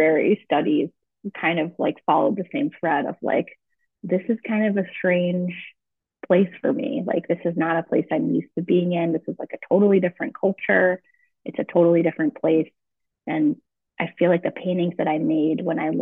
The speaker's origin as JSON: {"language": "English", "region": "Vermont", "country": "United States", "tie": "born or raised there", "also_born_or_lived": "Austin, Texas", "said": "growing up in Vermont, being in the outdoors all the time"}